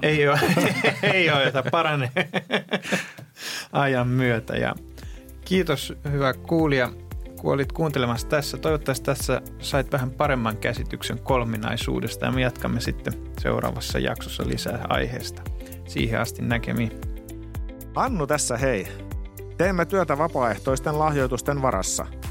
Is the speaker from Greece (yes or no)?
yes; Greece; moved away; mä kasvoin Kreikassa